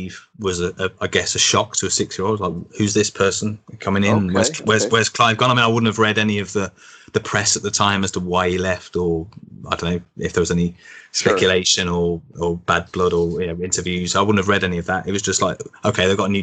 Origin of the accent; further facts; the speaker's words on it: Birmingham, West Midlands, United Kingdom; now in Manchester, United Kingdom; I'm from Birmingham originally. I now live in Manchester